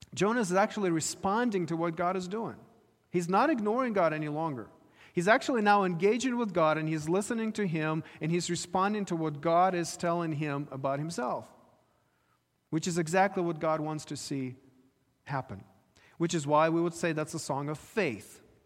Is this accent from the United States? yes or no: no; Ukraine; moved away; I was growing up in Ukraine